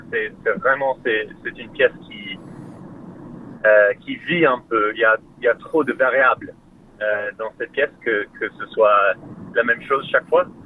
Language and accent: French; Australia; French is a second language; also born or lived in Melbourne; now in Sydney, Australia